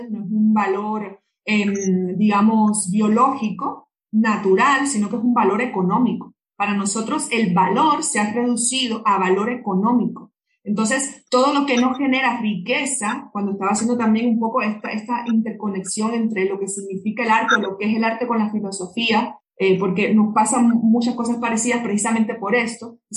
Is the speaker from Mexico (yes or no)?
no; Cuba; en mi país de donde yo vengo, que es Cuba, em, se le dedica mucho espacio desde el punto de vista estatal